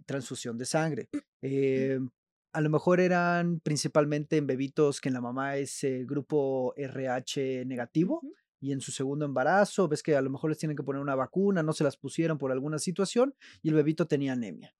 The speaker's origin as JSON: {"language": "Spanish", "region": "Veracruz", "country": "Mexico", "also_born_or_lived": "Monterrey, Mexico / Belgium / Spain", "moved": "as an adult", "said": "soy veracruzano, jarocho. Después me desterraron a Monterrey."}